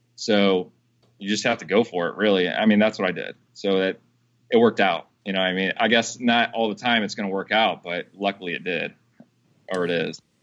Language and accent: English; Madison, United States; my hometown in Madison.